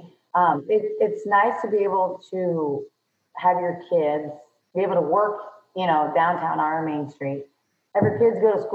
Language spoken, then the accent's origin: English; Woodbine, Iowa, United States; we're from Woodbine